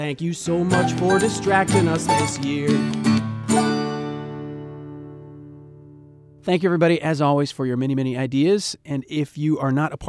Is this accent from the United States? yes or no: yes; Montana, United States; I grew up in Montana